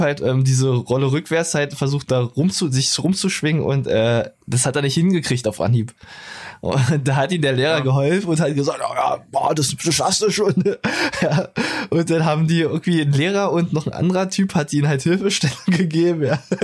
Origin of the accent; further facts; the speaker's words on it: Brandenburg an der Havel, Brandenburg, Germany; Geboren in Brandenburg an der Havel